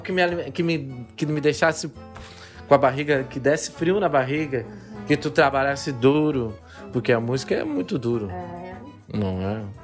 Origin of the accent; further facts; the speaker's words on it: Gaúcho, Rio Grande do Sul, Brazil; eu sou gaúcho